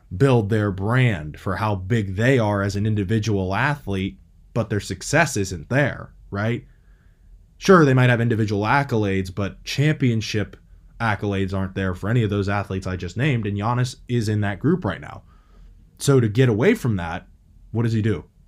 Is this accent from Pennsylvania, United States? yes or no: yes; Pittsburgh, Pennsylvania, United States; I grew up in Pittsburgh, Pennsylvania. I'm still in Pittsburgh, Pennsylvania area